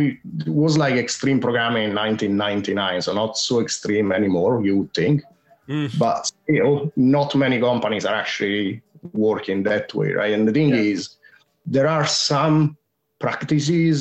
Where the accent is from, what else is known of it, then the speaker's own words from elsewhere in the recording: Rome, Lazio, Italy; accent: Italian; English is a second language; moved away as an adult; now in London, United Kingdom; I'm based in London, and I'm originally from Rome in Italy.